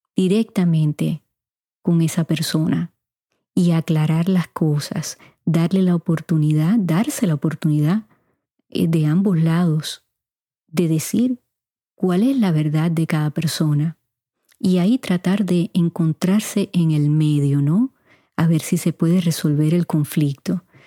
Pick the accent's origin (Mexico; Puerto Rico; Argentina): Puerto Rico; moved away as an adult; also born or lived in Cuba (parents); now in United States; mis padres son cubanos y pasé 18 años en Puerto Rico. Claro, ya llevo más años en los Estados Unidos